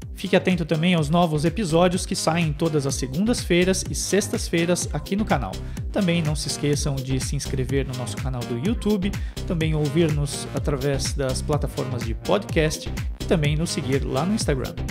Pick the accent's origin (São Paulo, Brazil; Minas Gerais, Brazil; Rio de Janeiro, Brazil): São Paulo, Brazil; now in Montreal, Canada; eu que sou de São Paulo